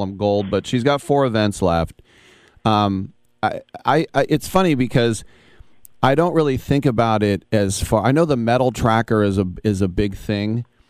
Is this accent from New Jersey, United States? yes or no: no; Richmond, California, United States; She's from my hometown of Richmond